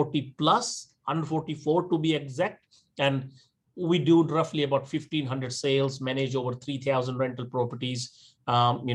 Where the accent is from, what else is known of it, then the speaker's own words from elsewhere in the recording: India; moved away as an adult; now in Australia; I'm born and raised in India